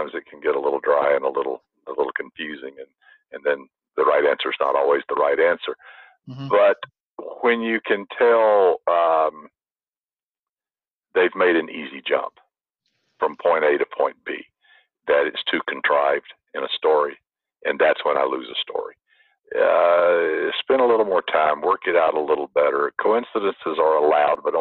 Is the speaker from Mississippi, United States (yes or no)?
no; Alabama, United States; also born or lived in the South; now in California, United States; I'm from Alabama